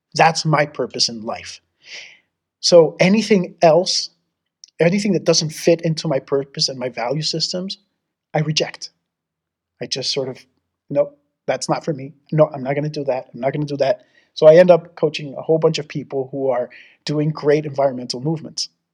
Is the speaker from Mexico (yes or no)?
yes; Mexico; moved away; also born or lived in Texas; I grew up in Mexico and to Texas